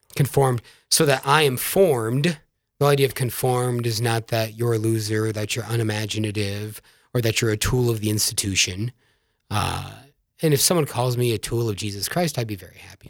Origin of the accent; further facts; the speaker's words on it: Yankton, South Dakota, United States; I'm virgin from South Dakota, from the town of Yankton. My widowed mom still lives there. Uh, great domestic church in which I was growing up